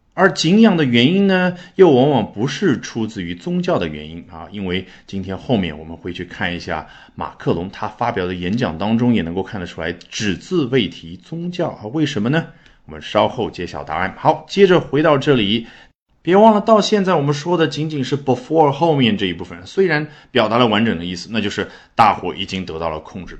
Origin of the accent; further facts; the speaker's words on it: China; 我们中国人的翻译